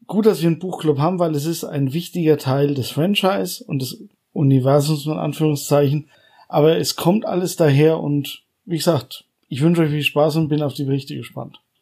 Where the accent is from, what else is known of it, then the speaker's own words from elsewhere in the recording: Coburg, Bavaria, Germany; meine Heimatstadt